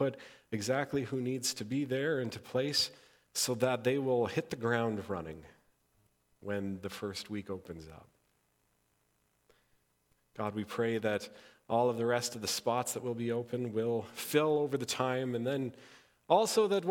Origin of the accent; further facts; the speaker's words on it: Interlake, Manitoba, Canada; I grew up in the Interlake